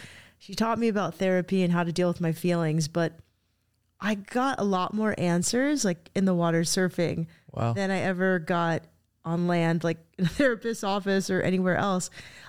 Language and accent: English; Cardiff, California, United States; now in Solana Beach, United States; I went to this school down the street, and I hadn't driven past it since I was a little girl.